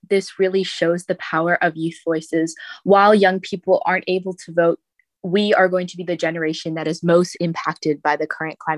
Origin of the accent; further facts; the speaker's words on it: Florida, United States; born there; now in San Diego, United States; So, I was born in South Florida um, during the 2005 hurricane season. And moving to San Diego, I didn't know a lot about climate change initially